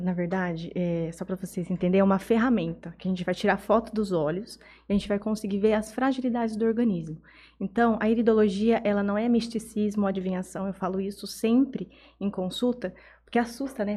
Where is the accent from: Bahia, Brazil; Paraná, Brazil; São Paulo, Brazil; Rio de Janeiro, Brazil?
São Paulo, Brazil; Jales; also born or lived in Estrela da Barra, Minas Gerais, Brazil; eu nasci em Jales, mas eu fui criada numa vilinha é, chamada Estrela da Barra